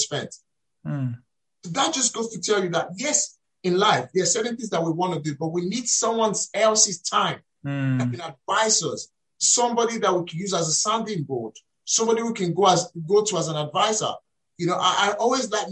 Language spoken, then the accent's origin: English; Nigeria; moved away as an adult; now in United Kingdom; As a Nigerian raised in Nigeria, relocated here to the UK